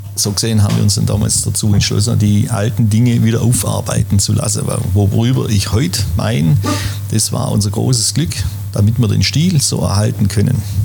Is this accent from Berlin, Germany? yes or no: no; Schwäbisch Gmünd, Baden-Württemberg, Germany; in der Wohnung bin ich aufgewachsen und hier auf dem Platz groß geworden